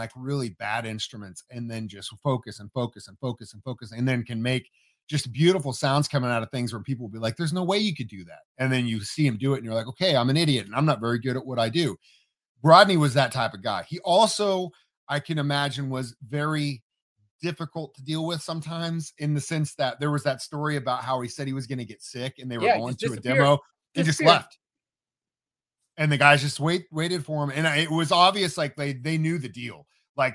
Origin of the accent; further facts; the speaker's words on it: Midwest, United States; a lot of people, especially growing up in the Midwest, you know, we play football, we play baseball, basketball.